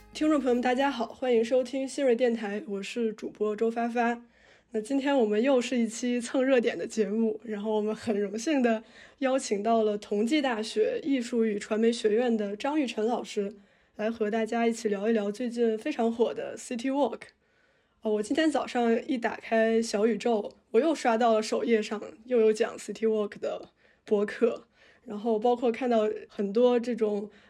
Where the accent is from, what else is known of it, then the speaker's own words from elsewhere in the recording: Tianjin, China; 我小时候生活在天津，然后天津是一个其实，呃，地铁开发比较早的城市